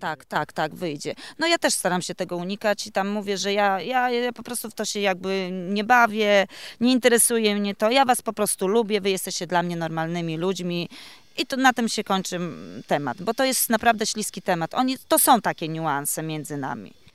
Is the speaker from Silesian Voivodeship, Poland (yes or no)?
no; Podlaskie Voivodeship, Poland; Jestem z Podlasia. Jako chyba jedyna tutaj uczestniczka, uczestniczka z tego regionu.